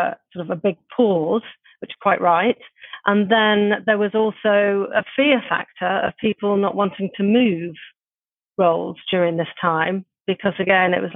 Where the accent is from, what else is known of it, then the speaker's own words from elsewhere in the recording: Middlesbrough, North East England, United Kingdom; also born or lived in London; now in Brighton, United Kingdom; I'm from Middlesbrough originally